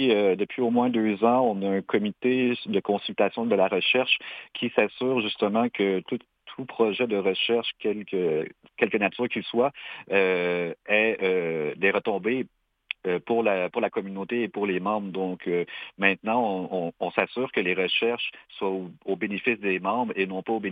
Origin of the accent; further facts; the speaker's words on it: Quebec, Canada; par exemple, nous Latikamek, par expérience, euh, à force de se côtoyer, Inou et Atikamekw vont pouvoir euh, éventuellement se compre